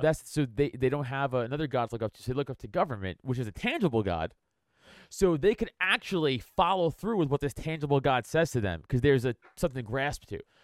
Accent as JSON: {"language": "English", "town": "New York City", "region": "New York", "country": "United States", "tie": "born or raised there", "also_born_or_lived": "Philadelphia area", "moved": "as an adult", "lives_now": "Philadelphia, United States", "said": "I am from Staten Island"}